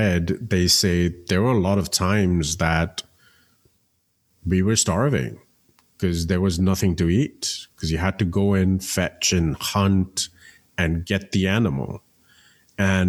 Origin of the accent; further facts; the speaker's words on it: India; growing up in India